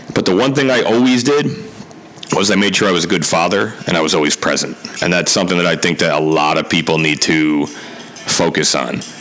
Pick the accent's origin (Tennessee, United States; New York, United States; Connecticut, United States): Connecticut, United States; Milford; also born or lived in New Haven, Connecticut; born in New Haven, grew up in Milford, Connecticut